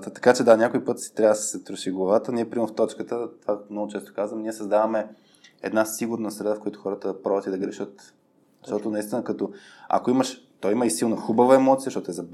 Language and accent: Bulgarian; Bulgaria; И сега като, като типичен българин ще кажа, аз го знам този вид съм по друг начин.